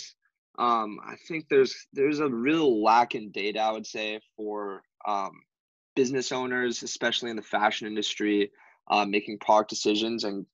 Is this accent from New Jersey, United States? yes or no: no; Hawaii, United States; moved away as an adult; now in San Diego, United States; Born and raised in Hawaii